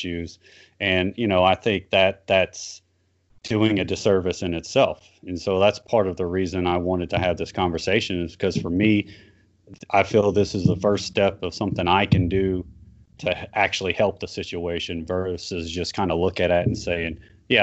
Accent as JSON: {"language": "English", "region": "South Louisiana", "country": "United States", "tie": "born or raised there", "said": "I grew up in South Louisiana"}